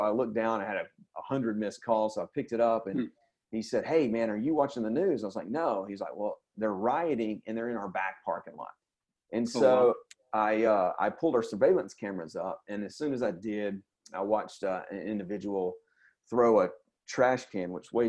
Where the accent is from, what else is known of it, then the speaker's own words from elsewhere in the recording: Birmingham, Alabama, United States; I was born and raised in Birmingham, so I've been familiar with it since a child.